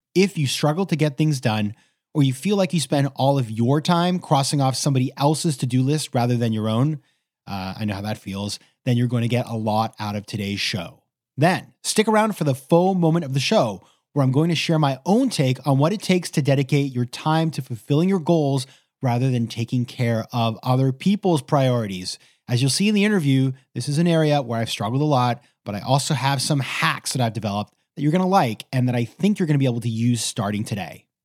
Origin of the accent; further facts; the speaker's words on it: Maine, United States; my home state of Maine